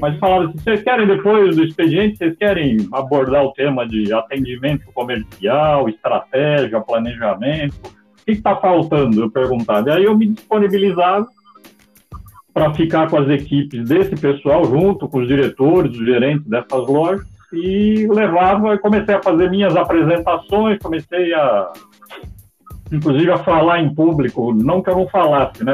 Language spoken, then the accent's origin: Portuguese; São Paulo, Brazil; moved away as an adult; now in Portugal; onde eu nasci, que era São Paulo